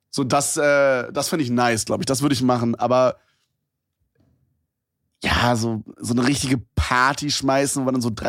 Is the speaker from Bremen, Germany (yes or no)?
no; Brandenburg, Germany; die Stadt, wo ich herkomme, ist sowieso super strange.